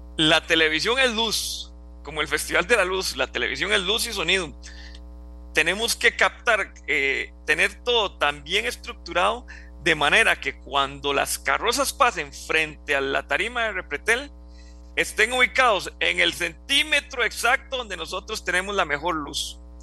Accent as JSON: {"language": "Spanish", "town": "Juan Viñas", "region": "Cartago", "country": "Costa Rica", "said": "yo soy de Juan Viñas, de Cartago"}